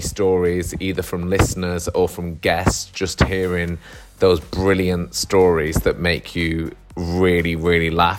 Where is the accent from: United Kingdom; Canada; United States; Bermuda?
United Kingdom; Manchester, North West England; now in London, United Kingdom; I live in London, but I'm from Manchester